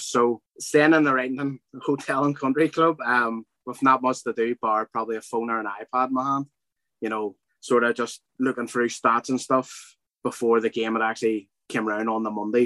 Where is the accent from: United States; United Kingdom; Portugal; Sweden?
United Kingdom; Belfast, Northern Ireland; growing up in Belfast